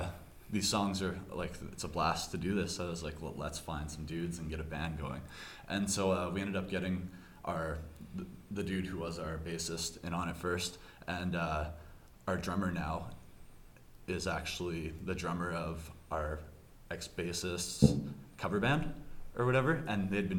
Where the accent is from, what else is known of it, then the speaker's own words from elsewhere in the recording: Portage la Prairie, Manitoba, Canada; We all kind of grew up in Portage Prairie.